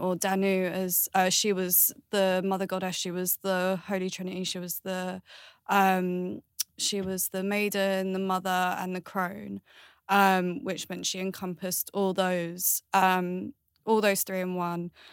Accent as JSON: {"language": "English", "town": "Galway", "region": "Connacht", "country": "Ireland", "tie": "born or raised there", "said": "I was born in Ireland, which is Galway."}